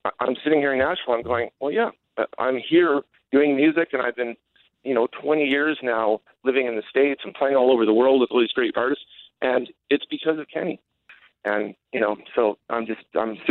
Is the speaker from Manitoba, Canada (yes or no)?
yes; Winnipeg, Manitoba, Canada; when I grew up as a kid in Winnipeg